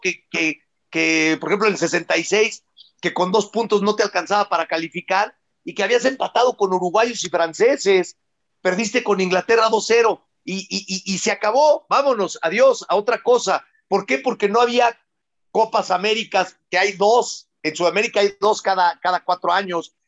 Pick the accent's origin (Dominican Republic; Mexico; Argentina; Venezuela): Mexico; yo vengo siendo mexicano 47 años